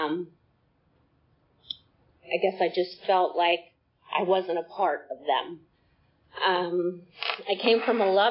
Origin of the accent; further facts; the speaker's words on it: New Jersey, United States; now in Acworth, United States; I was born in New Jersey from a family of six